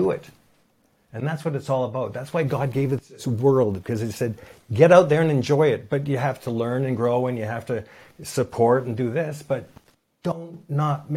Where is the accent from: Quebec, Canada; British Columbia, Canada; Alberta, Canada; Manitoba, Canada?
British Columbia, Canada; Vancouver; I was from Vancouver